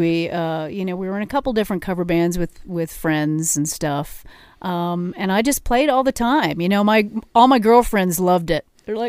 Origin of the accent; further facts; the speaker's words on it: Arvada, Colorado, United States; also born or lived in Wheat Ridge; yeah, Wheat Ridge. I was born in Wheat okay. Ridge, grew up in Arvada.